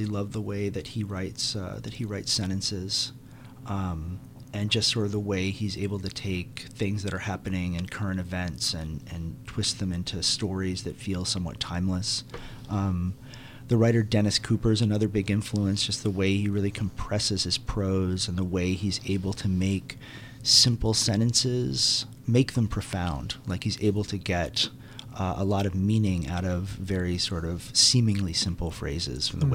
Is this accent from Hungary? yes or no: no; Aruba; moved away; also born or lived in New York; I grew up in Aruba